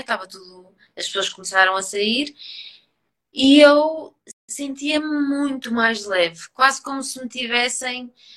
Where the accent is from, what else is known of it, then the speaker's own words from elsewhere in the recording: Trás-os-Montes, Portugal; como sou transmontana, fui mergulhar no, no, no meio dos montes, no meio da vinha, no meio do rio